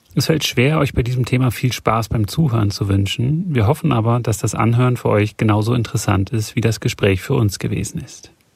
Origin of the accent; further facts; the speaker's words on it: Germany; den wir haben in Deutschland